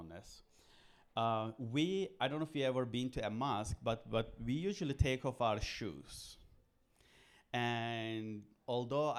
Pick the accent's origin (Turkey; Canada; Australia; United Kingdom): Turkey; Istanbul; now in United States; I was born in Istanbul, Turkey